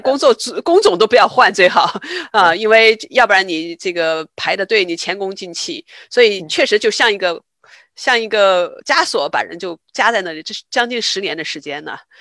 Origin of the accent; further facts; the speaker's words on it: China; moved away as an adult; also born or lived in Worcester, Massachusetts; now in United States; 在中国，咱们在城市长大的